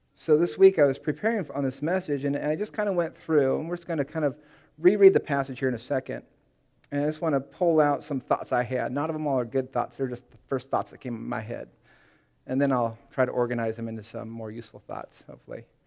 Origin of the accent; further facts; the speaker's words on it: Seattle area, Washington, United States; born or raised there; moved away; also born or lived in California